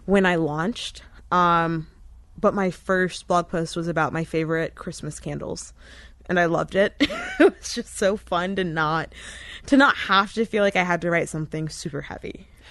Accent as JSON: {"language": "English", "town": "Wesley Chapel", "region": "Florida", "country": "United States", "tie": "born or raised there", "also_born_or_lived": "Tampa, Florida", "said": "my family moved to Pasco County when I was in kindergarten, and I kind of lived here for most of my life."}